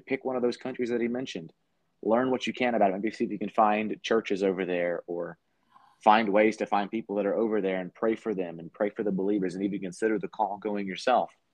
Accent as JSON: {"language": "English", "country": "United States", "said": "as an American"}